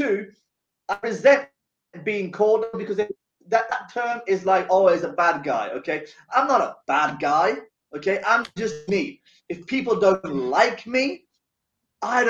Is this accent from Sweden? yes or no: yes; Sweden; now in England, United Kingdom; I was born and raised in Sweden